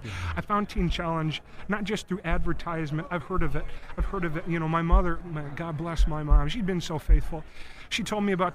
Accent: Cambridge, Minnesota, United States; moved away; I grew up in Cambridge, Minnesota

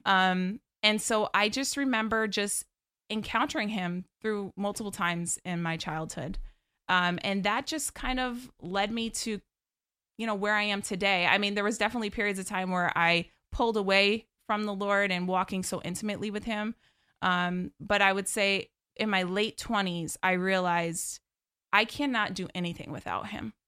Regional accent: right outside of Albany, New York, United States; born and raised in New York.

